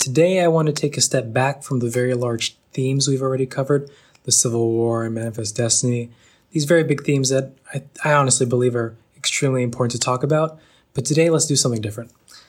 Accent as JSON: {"language": "English", "town": "Vallejo", "region": "California", "country": "United States", "tie": "born or raised there", "also_born_or_lived": "Benicia, California", "said": "I grew up in Vallejo and moved to Benicia when I was in 7th or 8th grade, I believe"}